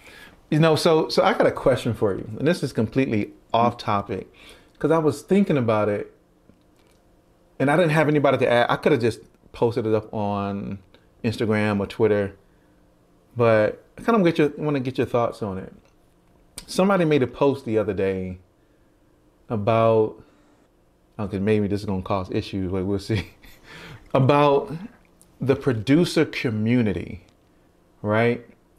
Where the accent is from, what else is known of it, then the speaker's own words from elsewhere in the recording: Baltimore, Maryland, United States; he's from Baltimore, I'm from Baltimore